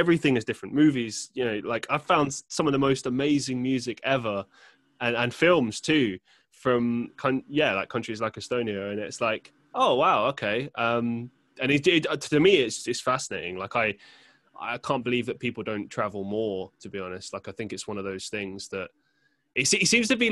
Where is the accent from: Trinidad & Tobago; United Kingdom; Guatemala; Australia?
United Kingdom; London; I grew up in London